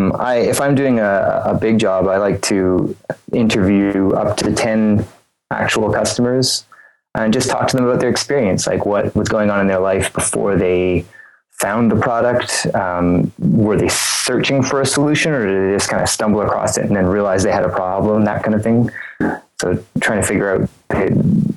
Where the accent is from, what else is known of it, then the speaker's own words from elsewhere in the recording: Eastern Canada, Canada; I live in a small town in Eastern Canada